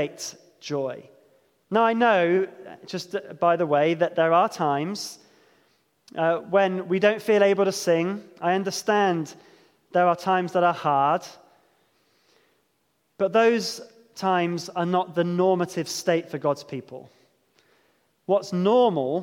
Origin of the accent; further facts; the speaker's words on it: Devon, South West England, United Kingdom; growing up in Devon